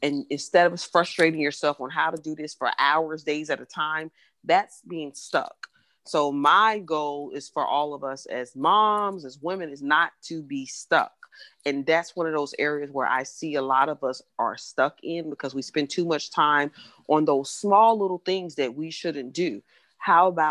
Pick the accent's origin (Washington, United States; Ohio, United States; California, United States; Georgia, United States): Georgia, United States; Atlanta; moved away; when I used to live in Atlanta, I'm from Atlanta originally